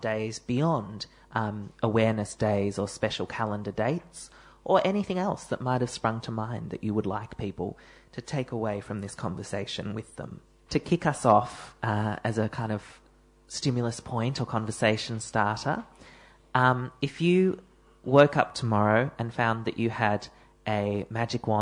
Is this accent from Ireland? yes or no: no; Melbourne, Victoria, Australia; one of the suburbs of Melbourne